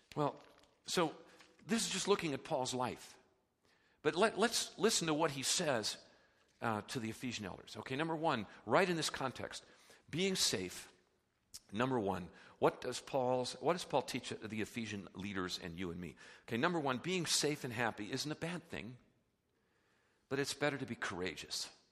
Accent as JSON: {"language": "English", "country": "United States", "said": "we're so American, we're so consumer-driven"}